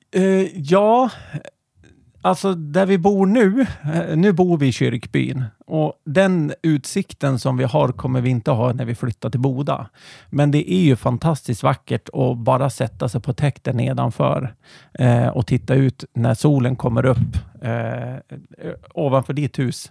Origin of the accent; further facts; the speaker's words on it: Härnösand, Västernorrland County, Sweden; also born or lived in Nyköping; now in Järvsö, Sweden; vi är från Härnösand ursprungligen